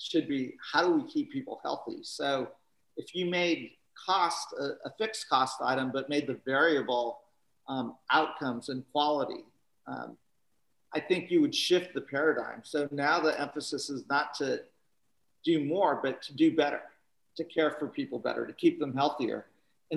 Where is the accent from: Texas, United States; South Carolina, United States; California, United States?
California, United States; Northern; I'm from Northern California